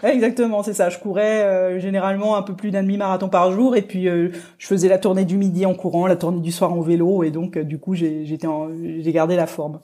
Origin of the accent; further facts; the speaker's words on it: Rouen, Normandy, France; moved away; quand je suis passé par Rouen, ma ville natale